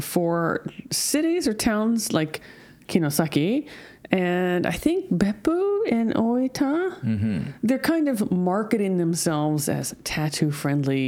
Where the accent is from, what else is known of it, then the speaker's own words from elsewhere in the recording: United States; now in Japan; I'm from America.